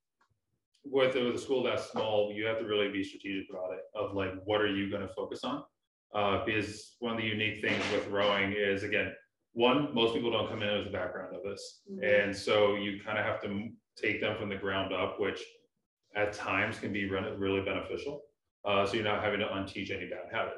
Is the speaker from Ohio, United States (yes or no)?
yes; Canton, Ohio, United States; where I grew up down in Canton